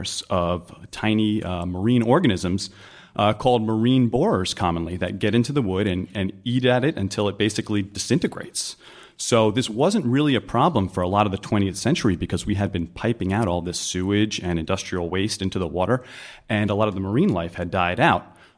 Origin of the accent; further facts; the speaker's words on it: New Jersey, United States; now in New York, United States; I'm originally from Jersey. I live in New York now